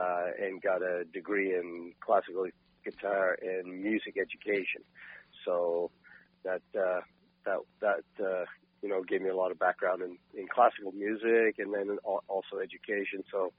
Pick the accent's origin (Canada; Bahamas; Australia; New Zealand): Canada; Port Hood, Nova Scotia; growing up in Port Hood in Cape Breton.